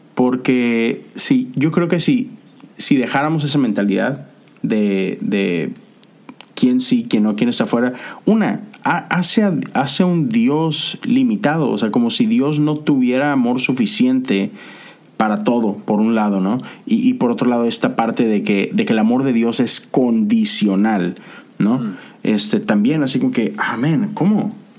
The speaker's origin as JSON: {"language": "Spanish", "town": "Monterrey", "region": "Nuevo León", "country": "Mexico", "moved": "yes", "lives_now": "United States", "said": "en la ciudad de donde yo soy, o eres tigre o, rayado"}